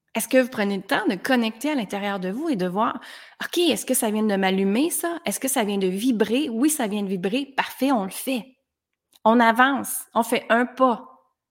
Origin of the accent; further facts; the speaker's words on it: Granby, Quebec, Canada; Je viens de Granby, dans une petite ville